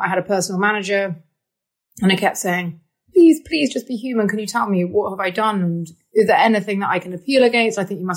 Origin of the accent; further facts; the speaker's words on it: United Kingdom; also born or lived in Moscow; I am British.